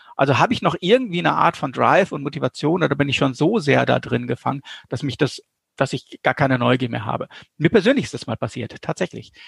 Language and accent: German; North Rhine-Westphalia, Germany; ich komme aus Westfalen